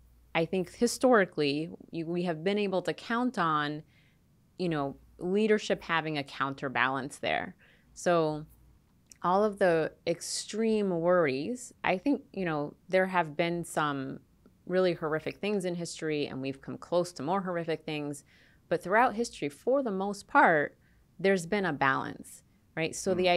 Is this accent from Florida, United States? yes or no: yes; Florida, United States; moved away as an adult; I'm from Florida, so I wasn't used to a place with four seasons.